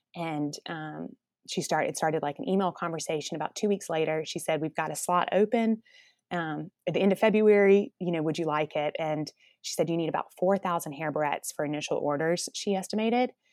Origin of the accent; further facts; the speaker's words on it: Columbus, Georgia, United States; also born or lived in New York City; now in Atlanta, United States; I was from Columbus, Georgia, which is about two hours south of Atlanta